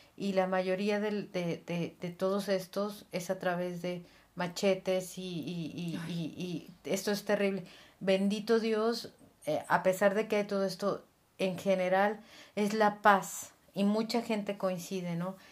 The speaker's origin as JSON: {"language": "Spanish", "region": "Mexico City", "country": "Mexico", "tie": "born or raised there", "moved": "as an adult", "lives_now": "Gloucester, United Kingdom", "said": "soy de la ciudad, nací en la Ciudad de México"}